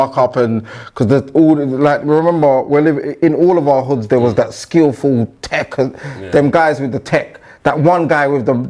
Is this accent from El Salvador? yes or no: no; Hackney, London, United Kingdom; I'm from Hackney. Grew up. My first early days was Bannister. Was it in the Bannister? No, Nesbitt House. Okay. Nesbitt House. That's Homerton. Then moved to Jack Dunning.